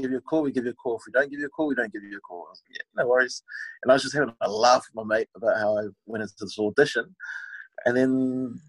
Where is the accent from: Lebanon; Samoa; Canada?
Samoa; now in New Zealand; I was born in New Zealand, but you know, did my schooling in Samoa